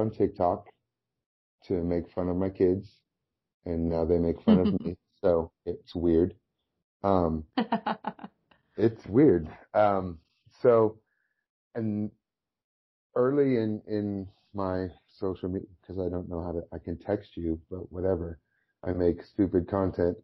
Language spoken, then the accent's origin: English; right outside of Orange County, California, United States; my hometown, which is right outside of Orange County, California